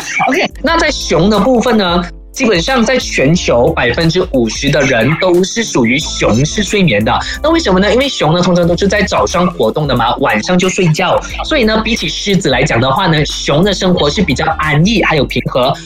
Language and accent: Chinese; Malaysia; 我们马来西亚人